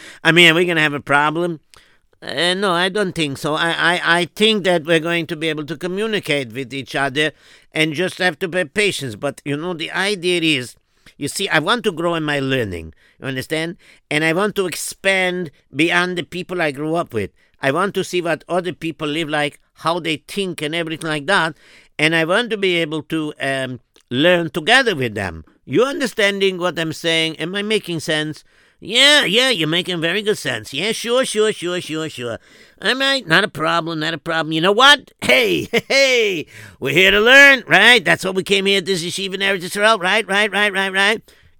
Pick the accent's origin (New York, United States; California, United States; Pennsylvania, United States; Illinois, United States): New York, United States; Williamsburg; even though I'm third generation American already. But, the thing is that I grew up in Williamsburg and my parents are European and whatever.